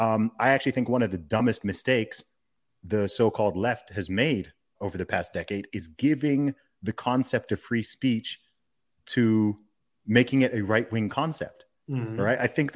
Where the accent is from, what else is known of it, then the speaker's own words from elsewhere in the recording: Saudi Arabia; I grew up in the Middle East. I grew up in Saudi Arabia.